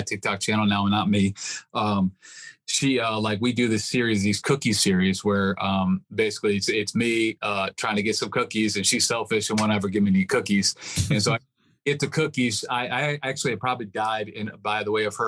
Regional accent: West Virginia, United States; also born or lived in Michigan; I was born in Michigan. And right after I was born, we were living in West Virginia

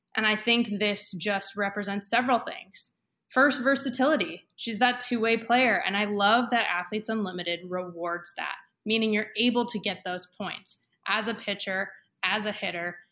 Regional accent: Camarillo, California, United States; my hometown, Camarillo

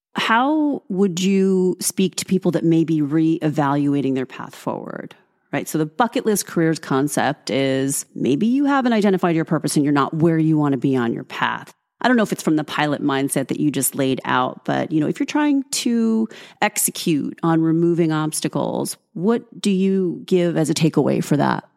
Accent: New York, United States; I am a New Yorker

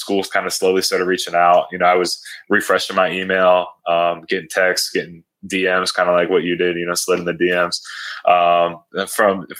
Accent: Fort Wayne, Indiana, United States; I grew up in Fort Wayne, Indiana, not too far from South Bend

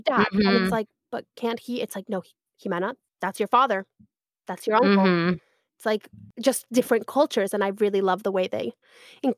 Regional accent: Santa Monica, California, United States; I grew up in California, in Santa Monica

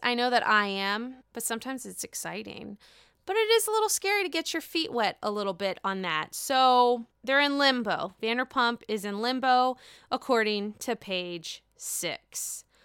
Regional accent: Pittsburgh, Pennsylvania, United States; born and raised in Pittsburgh

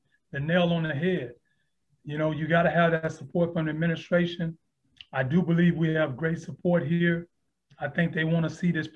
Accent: Houston, Texas, United States; also born or lived in Aiken, South Carolina; now in Atlanta, United States; I was born and raised in Houston, Texas, single mom

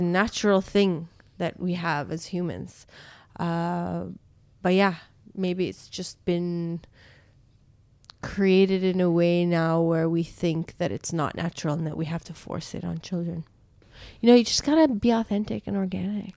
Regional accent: Canada; moved away; my friends who I grew up with in Canada

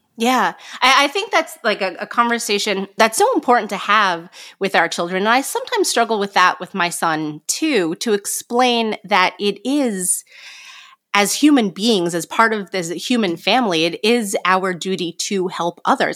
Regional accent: New York, United States; I'm from New York

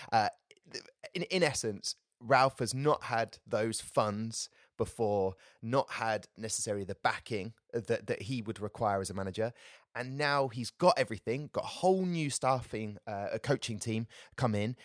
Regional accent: Southampton, South East England, United Kingdom; born and bred in Southampton

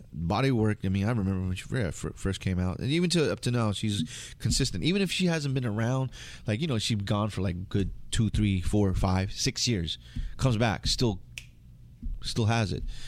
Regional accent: United States; I identify being Filipino 'cause, Filipino 'cause my parents are Filipino, even though I grew up in United States

